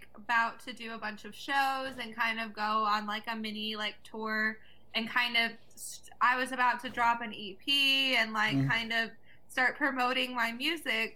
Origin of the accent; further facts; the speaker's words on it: Avalon, California, United States; also born or lived in Atlanta, Georgia; I grew up off of the coast of Long Beach, California